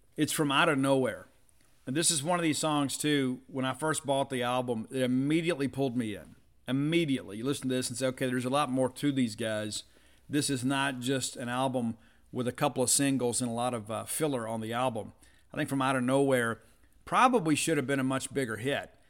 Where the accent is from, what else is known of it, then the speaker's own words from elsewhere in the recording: the South, United States; we're from the South